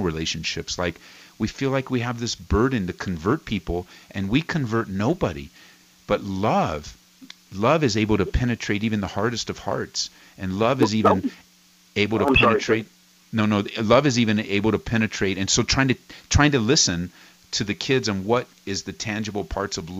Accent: Cudahy, California, United States; I grew up in Cudahy

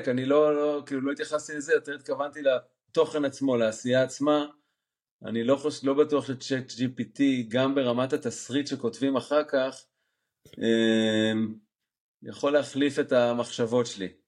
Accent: Jerusalem, Jerusalem District, Israel; moved away as an adult; now in Netherlands; אני גדלתי בשוק מחנה יהודה

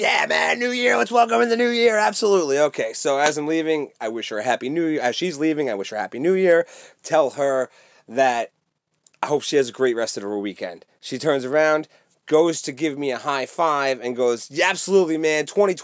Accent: New York, United States; also born or lived in California; I'm from New York

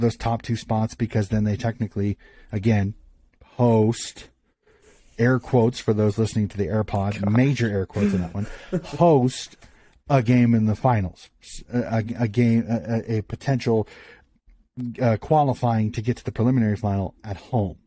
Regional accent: United States; being an American

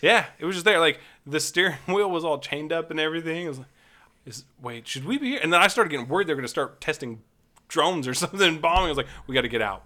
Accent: Nevada, United States; I grew up in Nevada

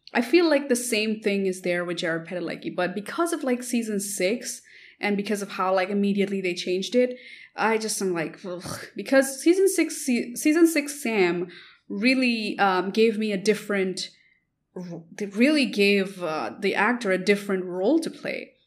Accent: India; I come from India

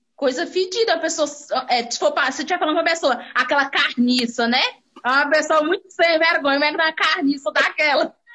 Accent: Maranhão, Brazil; eu sou do Maranhão

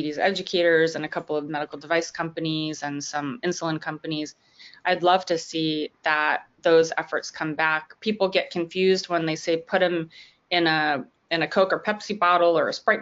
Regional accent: Long Island, New York, United States; moved away; also born or lived in Washington, D.C.; I grew up on Long Island

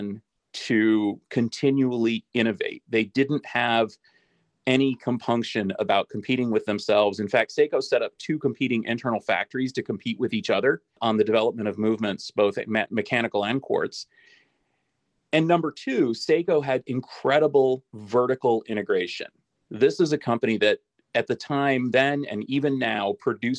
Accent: United States; I'm the American here

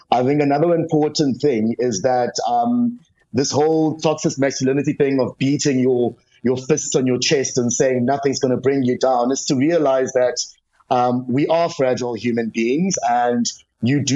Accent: South Africa; as a South African

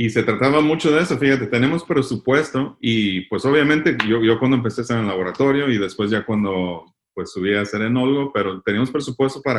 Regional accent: Michoacán, Mexico; Eh, de Michoacán.

